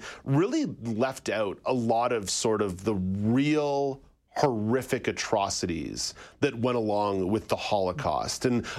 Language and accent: English; Montreal, Quebec, Canada; I am from English Montreal